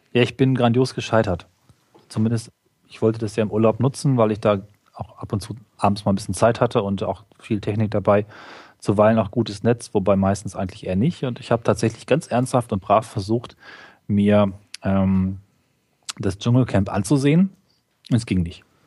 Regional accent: Germany; als Deutscher

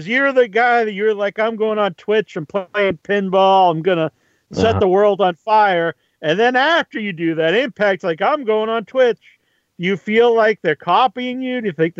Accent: Ohio, United States; Like, I'm from Ohio.

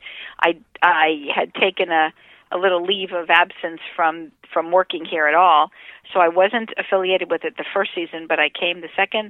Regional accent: Miami Beach, Florida, United States; I was born in Miami Beach

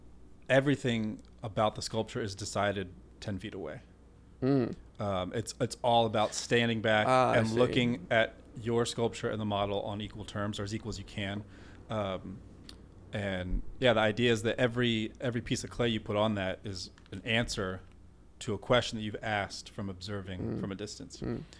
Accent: Richmond, Virginia, United States; Actually, what was really cool, we did a 12-figure women's memorial for my hometown in Richmond.

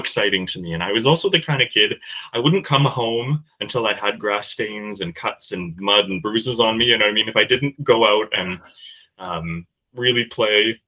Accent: Kingston, Ontario, Canada; Kingston, Ontario, where I was born

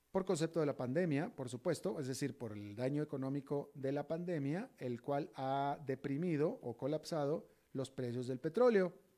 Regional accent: Monterrey, Nuevo León, Mexico; moved away; mi tierra natal, Monterrey, también.

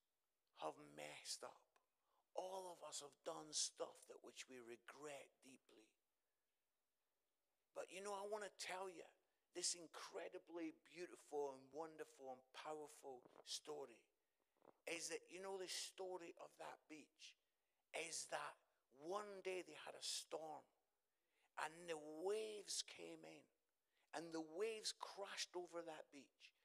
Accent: Musselburgh, Scotland, United Kingdom; I come from Musselburgh, just outside Edinburgh

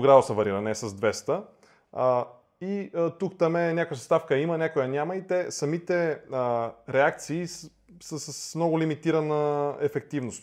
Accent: Bulgaria; тук в България, а, нали, ние сме българи, нали, обичаме си страната

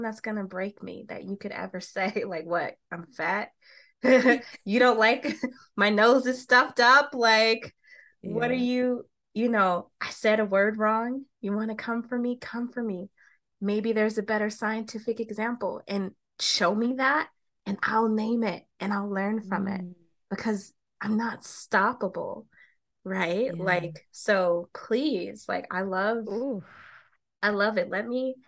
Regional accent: Colorado, United States; I'm from Colorado, bitches. Like, don't hate on my perfect accent

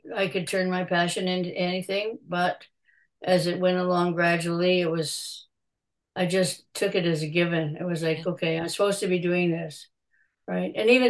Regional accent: Canada; now it's and CA is good because I am Canadian.

